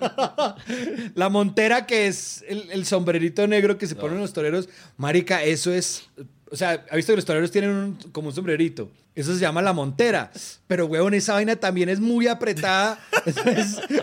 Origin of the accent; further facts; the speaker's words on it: Manizales, Caldas, Colombia; yo crecí en Manizales, una ciudad de una cultura taurina que desde niño a uno lo llevaban a los toros